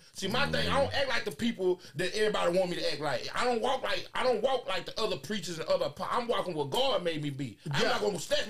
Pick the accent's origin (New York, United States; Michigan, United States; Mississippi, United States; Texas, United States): Texas, United States; Dallas; Where you from? I'm from Dallas.